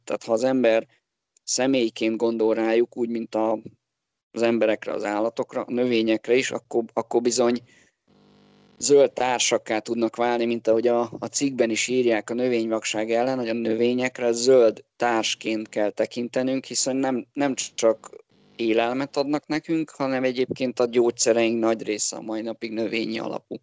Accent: Budapest, Hungary; also born or lived in Borsod county (summers); belvárosban nőttem fel, tehát én a gyerekkoromat az ötödik kerületbe töltöttem

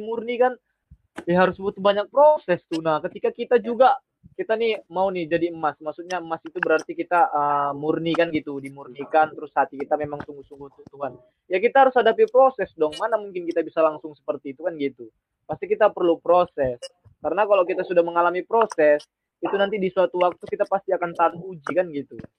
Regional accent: Medan, North Sumatra, Indonesia; also born or lived in Mojokerto; Saya asli Medan

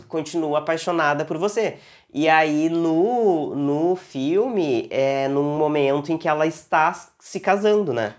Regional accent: Porto Alegre, Rio Grande do Sul, Brazil; eu sou de um, de um, da Zona Leste aqui de Porto Alegre, que é uma região periférica, uma, afastada do centro e tal. Eu morei lá

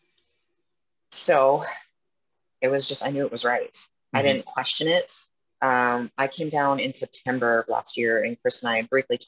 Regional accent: Edmonton, Alberta, Canada; moved away as an adult; now in Vancouver, United States; growing up in Edmonton

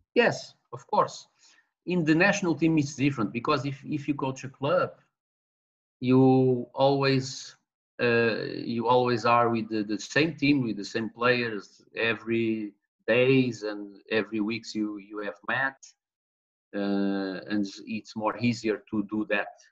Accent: Portugal; now in Mozambique; I was born in Mozambique in 72, 1972. Uh, I was born in 72. In 75, with, with the independence in Mozambique, I went, I returned, I returned, no, I went to Portugal. My parents returned to Portugal and I grew in Portugal

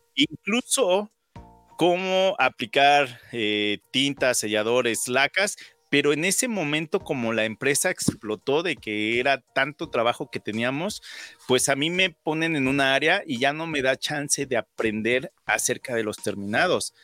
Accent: Mexico City, Mexico; moved away as an adult; now in Saskatoon, Canada; Yo nací en la Ciudad de México, soy del 83 y yo recuerdo que desde primero o segundo de primaria

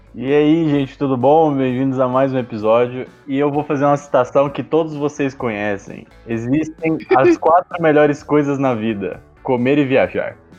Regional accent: Campinas, São Paulo, Brazil; Eu sou de Campinas, então né, já está no eixo sudeste

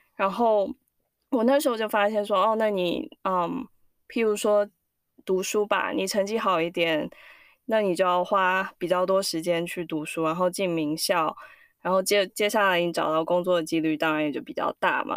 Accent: Singapore; now in United States; 我是在新加坡长大的，可是我爸爸妈妈是，呃，在中，中，中国去的新加坡

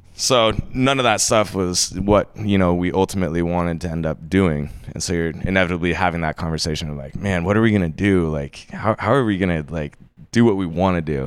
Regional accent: Bonners Ferry, Idaho, United States; moved away as an adult; also born or lived in Jacksonville, Florida; now in Bellingham, United States; I grew up in, uh, in North Idaho, in this little town called Bonner's Ferry

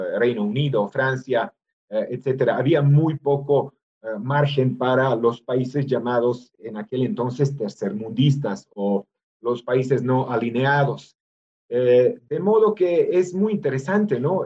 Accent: Novi Sad, Vojvodina, Serbia; moved away as an adult; also born or lived in Belgrade, Serbia; now in Mexico; mi ciudad natal, Voivodina

